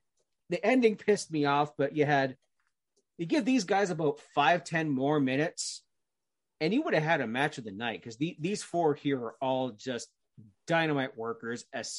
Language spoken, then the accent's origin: English; Canada; because I'm of course, being Canadian, like, Owen Hart is my number one favorite wrestler of all time